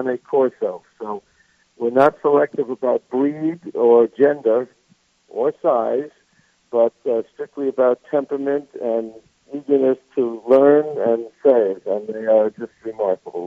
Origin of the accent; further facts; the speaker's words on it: New York, United States; moved away as an adult; now in South Carolina, United States; I'm a New Yorker. Nobody can tell from my accent, I'm sure, but I am.